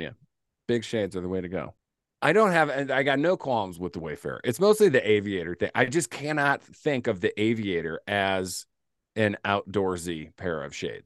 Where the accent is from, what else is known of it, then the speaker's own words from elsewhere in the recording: Midwest, United States; I'm from the Midwest